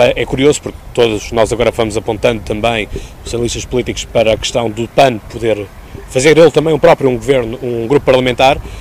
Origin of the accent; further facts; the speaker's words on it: Seixal, Setúbal, Portugal; estamos justamente aqui na Baía do Seixal. Portanto, trago-vos uma vez mais à minha terra.